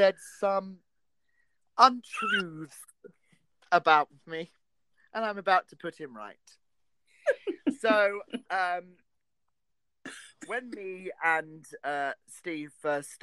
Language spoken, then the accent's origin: English; Essex, East of England, United Kingdom; I am from Essex, not Sussex.